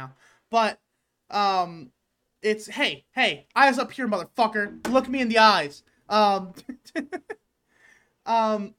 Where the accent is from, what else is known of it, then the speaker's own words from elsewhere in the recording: Detroit, Michigan, United States; I'm from Detroit